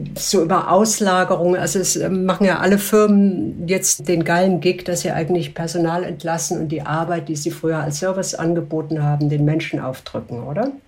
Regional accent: Switzerland; bei uns in der Schweiz

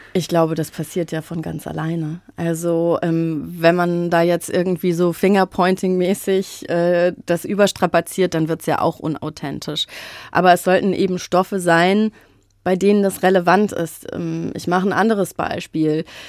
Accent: Frankfurt, Hesse, Germany; als gebürtige Frankfurterin

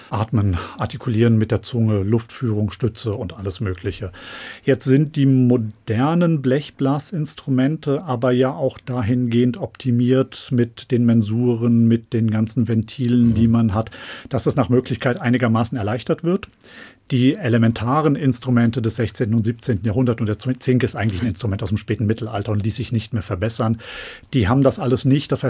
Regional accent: Rodheim vor der Höhe, Hesse, Germany; Ja, ich habe in Rotheim vor der Höhe, wo ich aufgewachsen bin, bin ich von meinen Eltern irgendwie so im Alter von zehn oder zwölf Jahren in den Posaunenchor gesteckt worden

